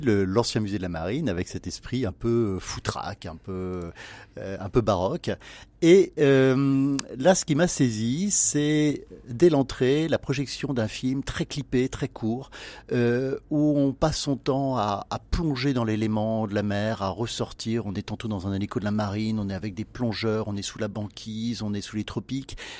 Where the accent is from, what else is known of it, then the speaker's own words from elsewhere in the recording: Brittany, France; en tant que breton